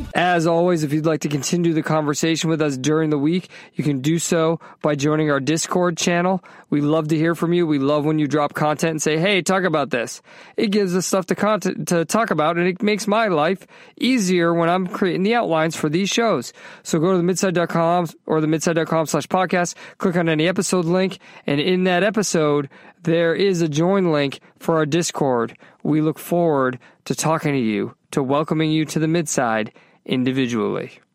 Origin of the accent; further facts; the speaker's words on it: Northeast, United States; now in Orlando, United States; I grew up in the Northeast.